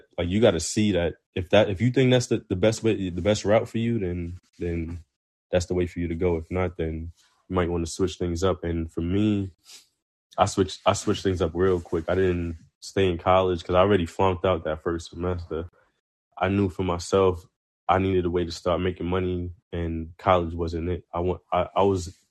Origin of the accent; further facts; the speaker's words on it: New York City, New York, United States; moved away as an adult; also born or lived in South Carolina / Newport News, Virginia; I'm from Brooklyn, New York. Grew up there